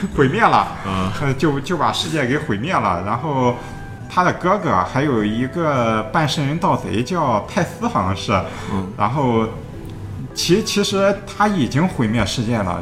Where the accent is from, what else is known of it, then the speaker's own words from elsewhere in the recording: China; 我们中国人